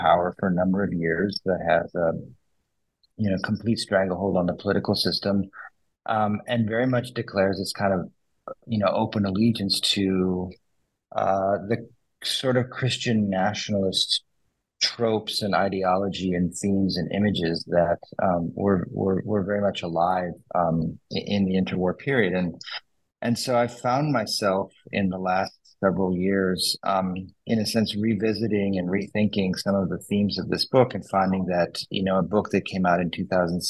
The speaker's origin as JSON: {"language": "English", "town": "St. Louis", "region": "Missouri", "country": "United States", "moved": "as an adult", "said": "I'm originally from St. Louis"}